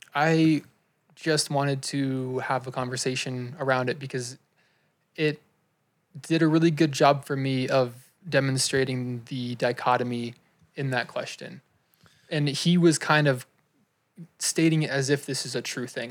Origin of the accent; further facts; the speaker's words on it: United States; we grew up in America